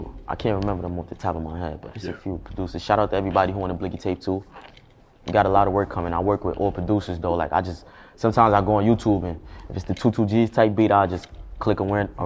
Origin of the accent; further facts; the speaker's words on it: New York City, New York, United States; I'm from Brooklyn